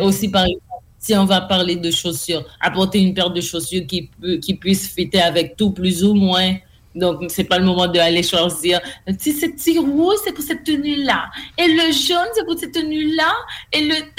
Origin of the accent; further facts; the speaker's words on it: Haiti; je suis d'Haïti